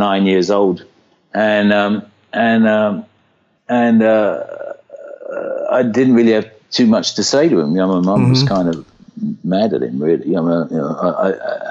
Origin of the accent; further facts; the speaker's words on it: Brighton, South East England, United Kingdom; I was born in 1950 in Brighton in England